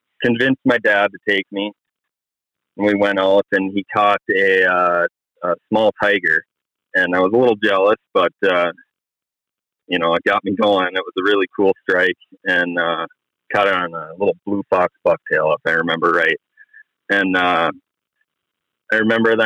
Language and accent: English; Grand Rapids, Minnesota, United States; now in Chisholm, United States; I'm from Grand Rapids, Minnesota, up in the north central part of the state. I grew up there originally, actually, and I live in Chisholm now